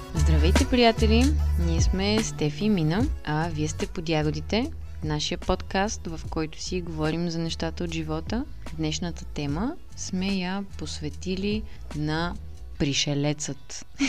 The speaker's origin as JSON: {"language": "Bulgarian", "town": "Sofia", "region": "Sofia City", "country": "Bulgaria", "tie": "born or raised there", "also_born_or_lived": "England", "moved": "as an adult", "lives_now": "United Kingdom", "said": "израствайки тук в София"}